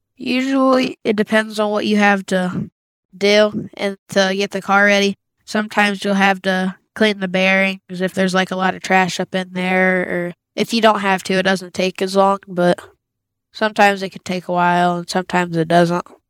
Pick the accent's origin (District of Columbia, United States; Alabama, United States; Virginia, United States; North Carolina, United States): Virginia, United States; Green Bay; I'm from Green Bay, Virginia